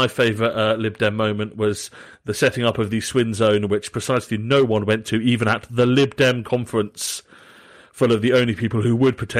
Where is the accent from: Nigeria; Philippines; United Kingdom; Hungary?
United Kingdom; southern England; accent: Southern English; Like, I am very English, very Southern English. I sound very Southern English.